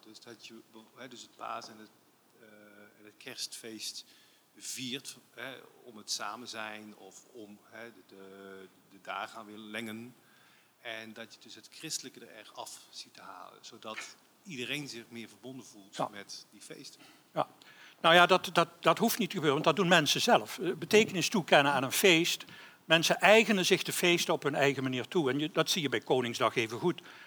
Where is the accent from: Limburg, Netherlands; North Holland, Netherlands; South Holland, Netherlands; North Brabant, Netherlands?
Limburg, Netherlands; ik, ik ben Limburger